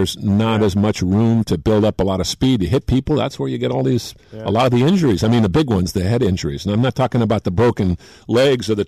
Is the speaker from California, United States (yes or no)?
yes; San Francisco, California, United States; also born or lived in New York; San Francisco, my hometown